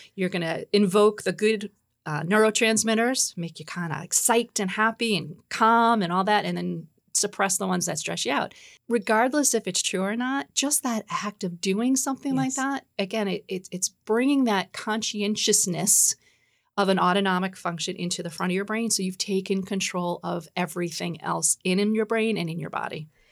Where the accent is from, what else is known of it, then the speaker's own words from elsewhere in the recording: New York, United States; now in Boston, United States; I um, grew up in New York. I'm a New Yorker now. I live in Boston.